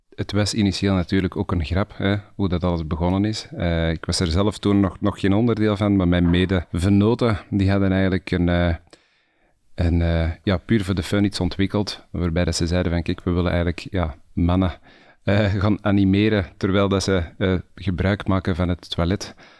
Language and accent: Dutch; Antwerp, Flanders, Belgium; Ook zoals jij eh, geboren, getogen en nog steeds woonachtig. Eh, om, inmiddels wel in de provincie, niet, meer echt in de stad zelf.